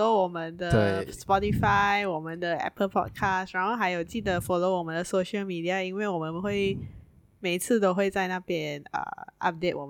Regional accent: Penang, Malaysia; 对，因为我们当然我们是槟城人，我们一定会回去我们的呃家那边投票，去我们的选区投票。

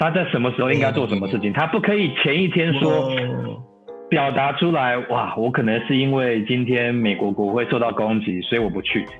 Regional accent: Taiwan; born there; 还是我们是出生在台湾的嘛，对不对？

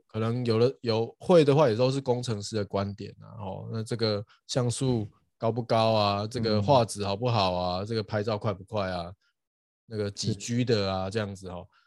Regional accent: Douliu, Yunlin County, Taiwan; moved away as an adult; also born or lived in Hsinchu, Taiwan / United States; 我斗六长大了，然后在交大念书这样，然后后来有去美国，呃，念博士

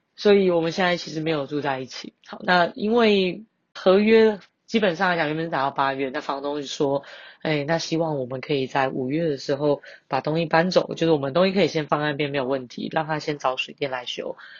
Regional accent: Banqiao, New Taipei, Taiwan; 板桥是我的故乡

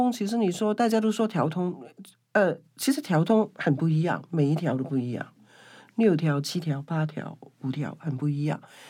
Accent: Kowloon, Hong Kong; now in Taipei, Taiwan; 其实蛮像我小时候住在香九龙九龙的一个弥敦道，

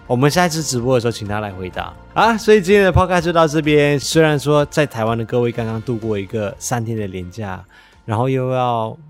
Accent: West Malaysia, Malaysia; 但是这之前我们可能要先去西马，先带五一去我的家乡玩。

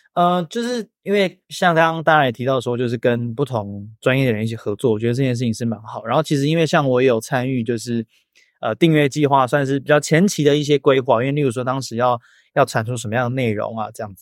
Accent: Hsinchu, Taiwan; 我是新竹人

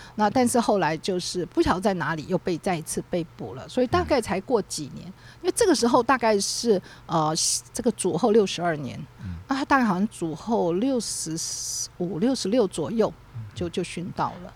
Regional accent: Taiwan; 我们台湾人最了解

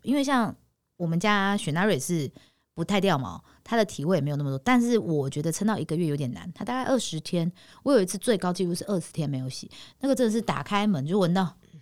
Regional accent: Taipei, Taiwan; 我们每次的穿着到哪，人家都知道我们是台北人

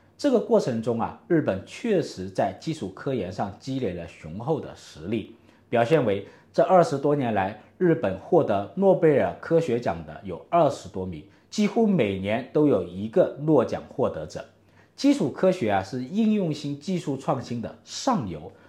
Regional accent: China; 我们中国人

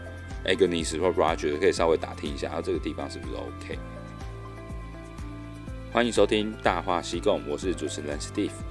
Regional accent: Taiwan; moved away as an adult; now in Vietnam; 我是在越南这边工作的台干

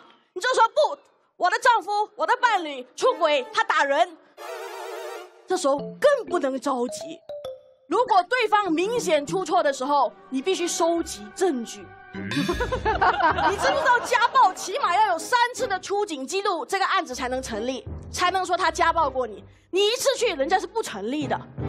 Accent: Malaysia; 我是一个马来西亚人，我甚至没有参与过高考

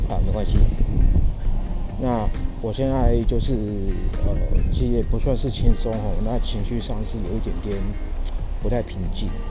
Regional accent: Yilan County, Taiwan; moved away; 我现在人是在宜兰这一边，哦，是我这个老家，哦，老家，我老家在宜兰

